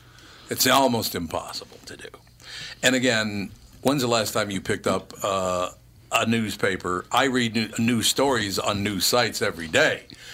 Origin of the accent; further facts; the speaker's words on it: Long Prairie, Minnesota, United States; born there; sooner or later, I'm going to understand Minnesota. I was born there in Long Prairie, Minnesota.